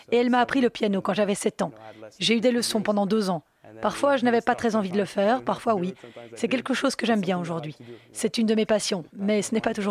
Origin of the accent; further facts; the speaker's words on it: Canada; Ça m'a beaucoup amusé parce que je suis canadien.